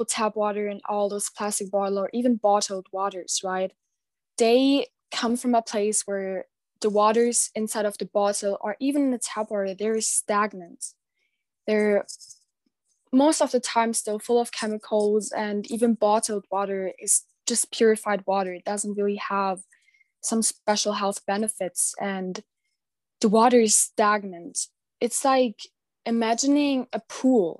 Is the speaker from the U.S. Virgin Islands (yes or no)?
no; Germany; I'm 17 years old and I'm from Germany.